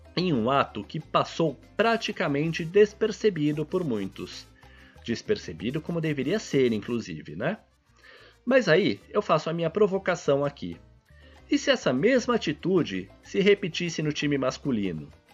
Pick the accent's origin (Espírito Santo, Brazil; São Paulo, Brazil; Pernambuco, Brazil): São Paulo, Brazil; mesmo sendo paulista